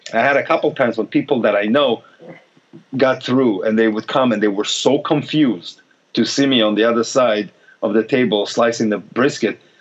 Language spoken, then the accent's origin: English; Israel; I'm from Israel